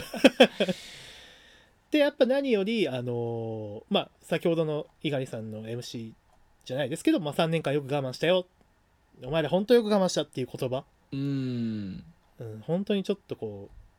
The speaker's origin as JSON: {"language": "Japanese", "region": "Aichi", "country": "Japan", "tie": "born or raised there", "said": "緑茶家もあの愛知出身なんで、まあ、僕もそうだし"}